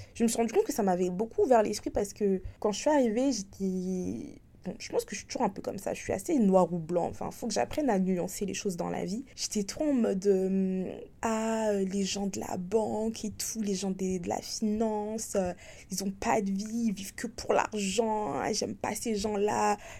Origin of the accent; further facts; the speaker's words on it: France; moved away as an adult; now in Hong Kong; j'ai quitté la France il y a ouais, il y a un an et demi, comme j'ai dit pour travailler à l'étranger, à Hong